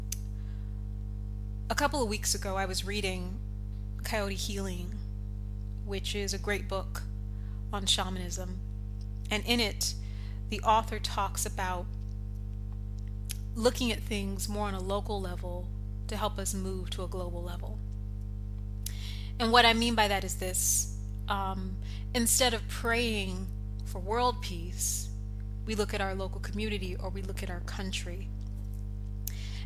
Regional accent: United States; I'm American

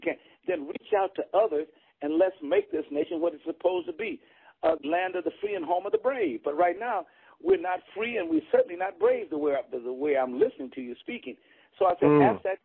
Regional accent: Bakersfield, California, United States; also born or lived in Wichita, Kansas; I picked all of the cotton, cut to dug the potatoes that were dug, and the tomatoes. I picked peaches right there in Bakersfield, California

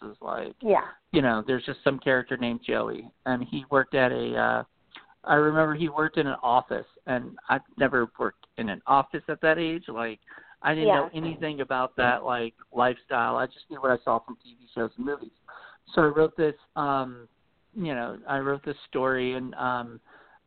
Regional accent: Williamsburg, Virginia, United States; I grew up in Williamsburg, Virginia, and born and raised and lived here

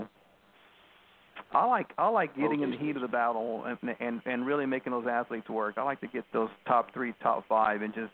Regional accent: Texas, United States; I grew up here in Texas, you know, in this area

